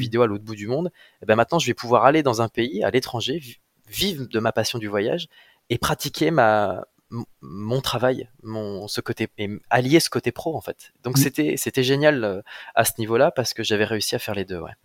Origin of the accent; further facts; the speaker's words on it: Amiens, Hauts-de-France, France; moved away as an adult; also born or lived in Brussels; now in Créteil, France; je suis, un petit gars du nord de la France, hein. je viens, mmh. je viens d'Amiens.